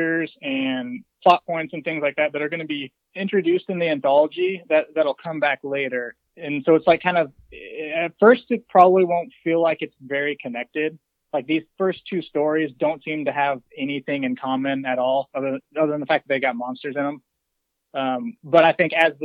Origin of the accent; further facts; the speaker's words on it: near Seattle, Washington, United States; moved away; also born or lived in Montana; I grew up near Seattle in the 90s